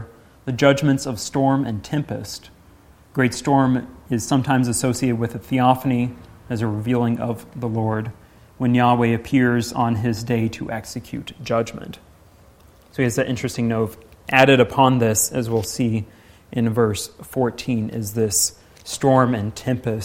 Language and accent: English; Midwest, United States; moved away; growing up in the Midwest